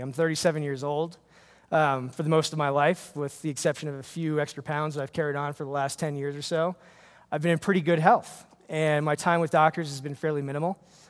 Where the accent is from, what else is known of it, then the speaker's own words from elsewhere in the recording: New York, United States; It was in my church where I grew up in New York.